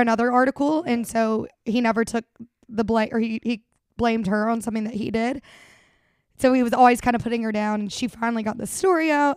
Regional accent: Birmingham, Alabama, United States; moved away as an adult; now in Los Angeles, United States; Birmingham, which is my hometown

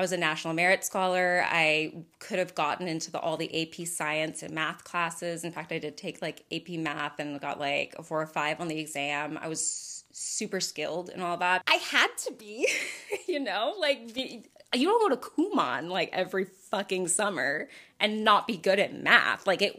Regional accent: The Woodlands, Texas, United States; Well, because, like, I grew up in the Woodlands, Texas. My mom's social circle could only afford me so many people

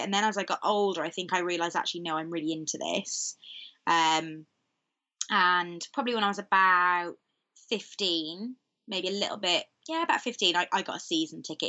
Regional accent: Cowbridge, Wales, United Kingdom; I'm from Cowbridge, which is in the Vale of Glamorgan

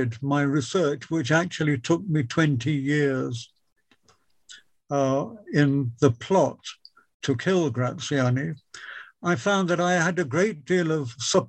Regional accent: Wisbech, East of England, United Kingdom; I grew up in Wisbeach and I attended the ancient Wisbeach Grammar School

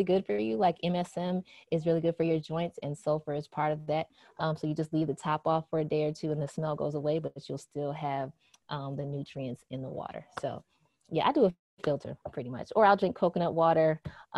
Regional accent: Minnesota, United States; I grew up in Minnesota

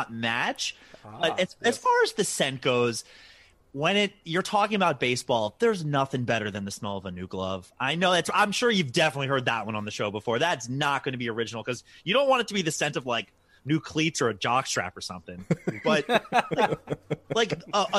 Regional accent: Baltimore, Maryland, United States; I'm from Baltimore

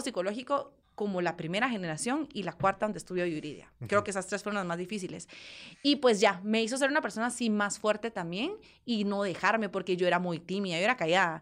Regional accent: Guatemala; somos dos mujeres guatemaltecas que estamos luchando con la música

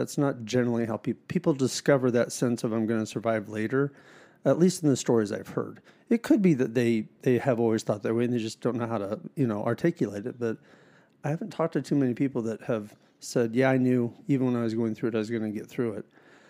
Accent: Harrisburg, Pennsylvania, United States; So I was born and raised in Dauphin County, Harrisburg, Pennsylvania.

